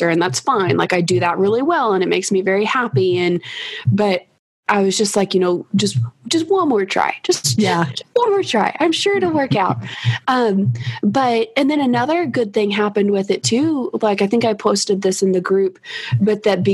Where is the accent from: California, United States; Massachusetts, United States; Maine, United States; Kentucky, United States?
Kentucky, United States; I'm from Kentucky, which you may have noticed some with my accent